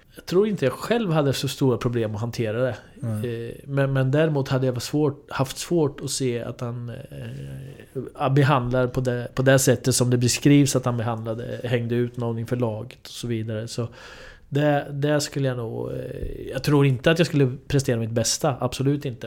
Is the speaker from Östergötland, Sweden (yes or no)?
yes; Linköping, Östergötland, Sweden; för mig då som är uppvuxen i Linköping